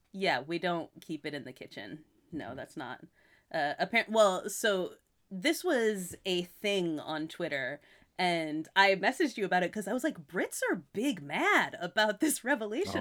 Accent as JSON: {"language": "English", "region": "Massachusetts", "country": "United States", "tie": "born or raised there", "also_born_or_lived": "California", "moved": "yes", "said": "where I was born in Massachusetts"}